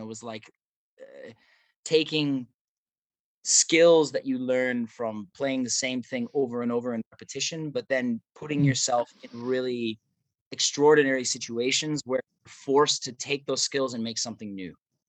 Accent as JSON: {"language": "English", "region": "Midwest", "country": "United States", "tie": "born or raised there", "said": "Growing up in the Midwest"}